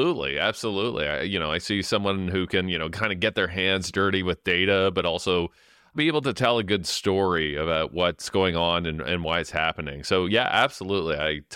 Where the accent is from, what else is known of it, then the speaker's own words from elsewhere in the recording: London, Ontario, Canada; So I grew up in London, Ontario, in the East End, in the manufacturing area that went through a real decline for 10 to 15 years